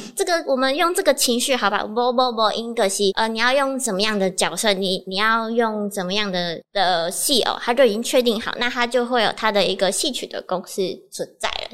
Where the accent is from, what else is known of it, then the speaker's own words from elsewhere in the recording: Kaohsiung, Taiwan; moved away as an adult; now in Chiayi, Taiwan; 我是高雄人